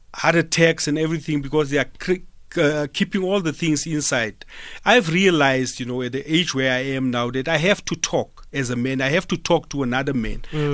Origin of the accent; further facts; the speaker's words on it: Smithfield, Free State, South Africa; I'm from a rural area, ne? I'm from Smithfield